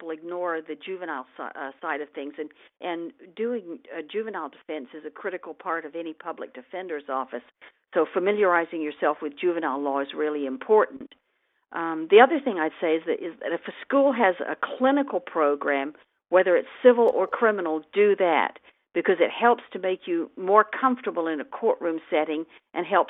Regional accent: England, United Kingdom; now in United States; I was born in England and moved to the United States in 1960 with my family

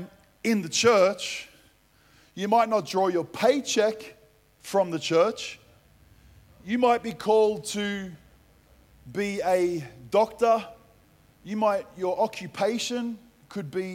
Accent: Melbourne, Victoria, Australia; I grew up playing football in Melbourne.

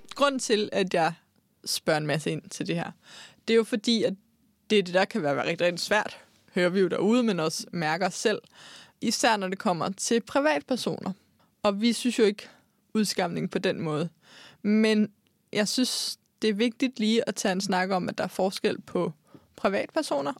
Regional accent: Denmark; Nu kommer jeg jo fra Jylland

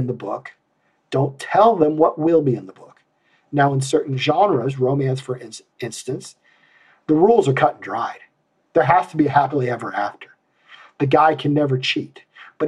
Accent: Iowa, United States; I'm from Iowa

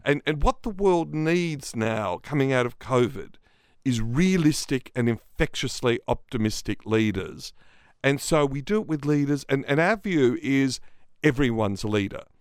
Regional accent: Australia; accent: Australian; my Australian accent

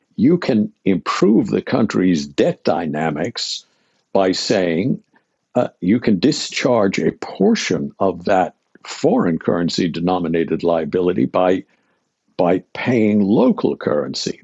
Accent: Pittsburgh, Pennsylvania, United States; I grew up in Pittsburgh, Pennsylvania, a very long time ago

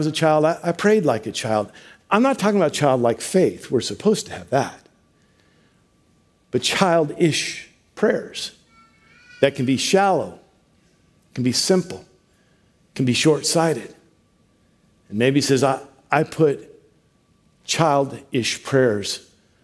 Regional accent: Washington, United States; we're from Washington

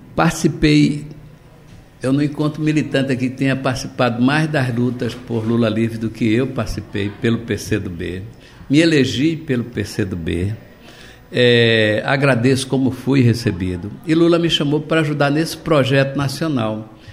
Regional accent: Recife, Pernambuco, Brazil; also born or lived in Olinda / Jaboatão dos Guararapes; vivi na região metropolitana do Recife, eu nasci em Olinda, vim morar em Recife, morei em Jaboatão

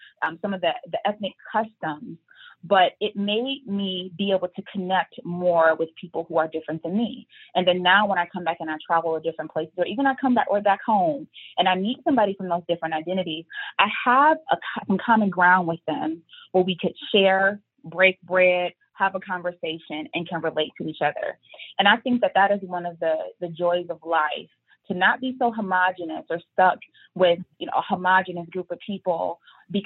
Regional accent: Detroit, Michigan, United States; I was born and raised in Detroit.

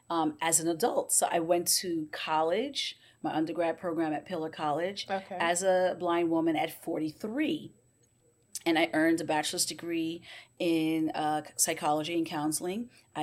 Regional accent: Bermuda; moved away as an adult; also born or lived in United States; I was born here in Bermuda. I went to school at Francis Patton Primary, and then I went off to Work Academy.

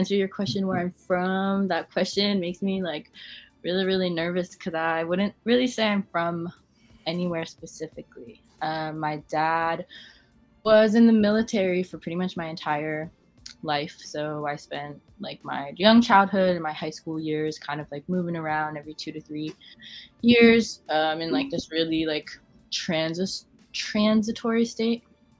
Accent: Hawaii, United States; because, like, I am indigenous from Hawaii, and, like, I am living here in ancestral homelands that are not my own

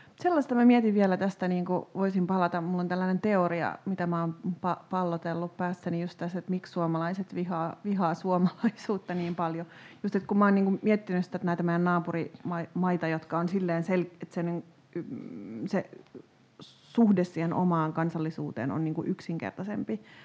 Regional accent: Tampere, Pirkanmaa, Finland; itse kun on kasvanut lapsena Tampereella

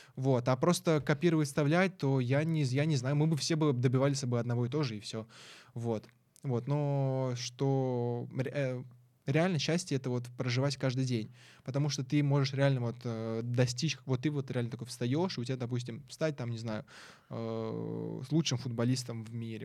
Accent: Syzran, Samara Oblast, Russia; moved away; я вообще из Самарской области, я не, я не москвич

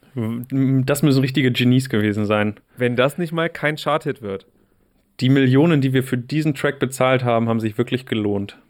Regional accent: Wolfsburg, Lower Saxony, Germany; Wolfsburg hatte eine Zeit lang auch ganz schön krasse Ecken

